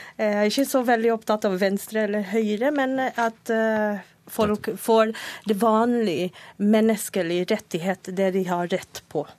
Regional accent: Venezuela; now in Norway; jeg er fra Venezuela

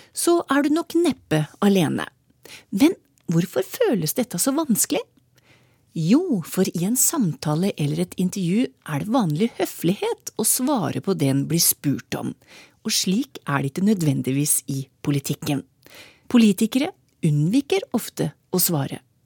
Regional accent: Trysil, Innlandet, Norway; jeg kommer fra Trysil

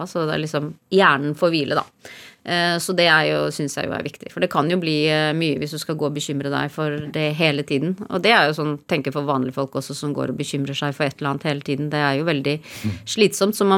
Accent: Oslo, Norway; Da jeg kom fra Oslo til ødemarken i Finnmark og lette etter skatter og sånn.

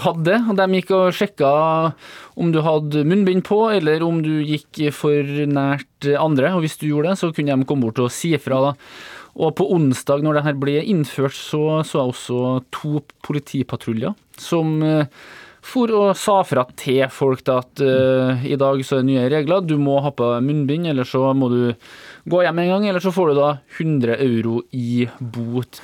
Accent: Trøndelag, Norway; Jeg er jo trønder

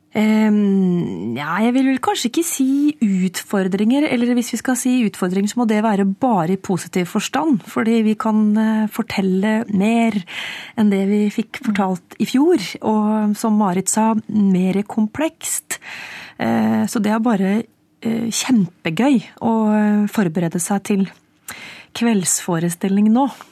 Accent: Trøndelag, Norway; accent: Trøndersk; for meg som trønder

